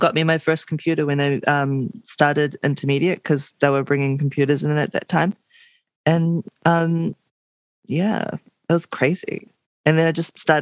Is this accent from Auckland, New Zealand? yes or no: no; Blenheim, Marlborough, New Zealand; now in Wellington, New Zealand; I'm from Blenheim